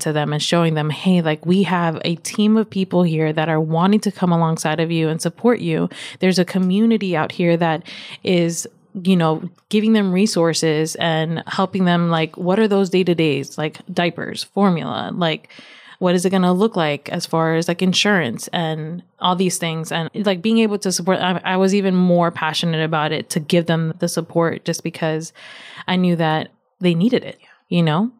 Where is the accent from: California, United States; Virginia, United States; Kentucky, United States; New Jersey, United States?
Virginia, United States; My parents are from Nicaragua. I was born and raised in Virginia